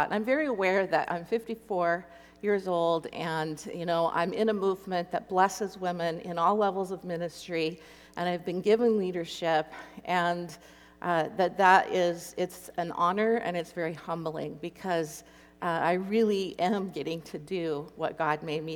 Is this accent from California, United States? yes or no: no; Copper River Basin, Alaska, United States; I'm from Alaska. I grew up 200 miles inland from Anchorage in the Copper River Basin.